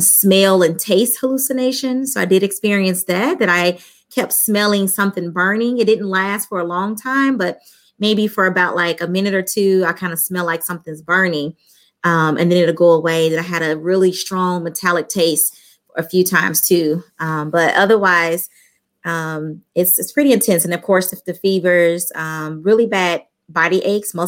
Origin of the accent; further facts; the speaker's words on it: St. Louis, Missouri, United States; I'm from St. Louis, Missouri. I lived here all my life